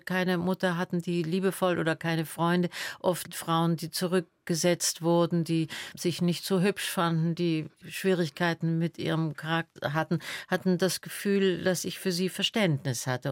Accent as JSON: {"language": "German", "region": "Berlin", "country": "Germany", "tie": "born or raised there", "also_born_or_lived": "Salzburg / Attersee / Munich / Rückersdorf", "said": "Ich bin ja dann in der Schulzeit in Berlin aufgewachsen"}